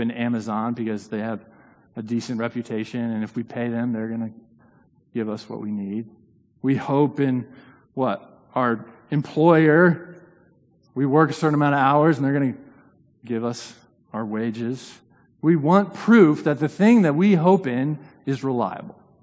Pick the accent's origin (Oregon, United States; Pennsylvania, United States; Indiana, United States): Indiana, United States; now in New Haven, United States; I grew up in Indiana